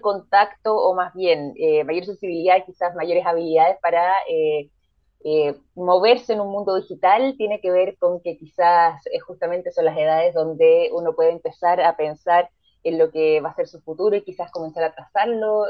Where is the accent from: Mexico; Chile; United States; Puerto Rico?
Chile; acá nosotros somos, somos chilenos